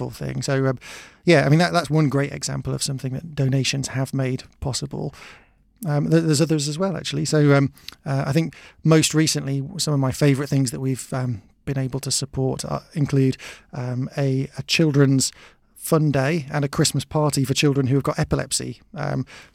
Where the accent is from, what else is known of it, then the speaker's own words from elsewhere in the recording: Oxted, South East England, United Kingdom; I'm from Oxted